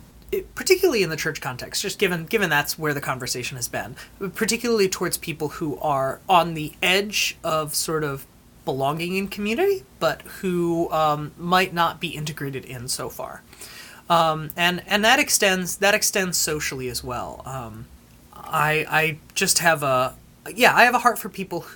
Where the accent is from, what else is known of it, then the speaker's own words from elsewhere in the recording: Ann Arbor, Michigan, United States; moved away as an adult; also born or lived in Saginaw, Michigan; now in Vancouver, Canada; I am from a university town in Michigan called Ann Arbor, Michigan